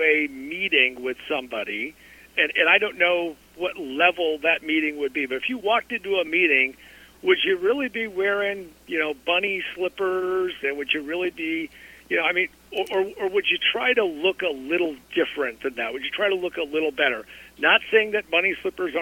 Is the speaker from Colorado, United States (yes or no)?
yes; Colorado, United States; I grew up in Colorado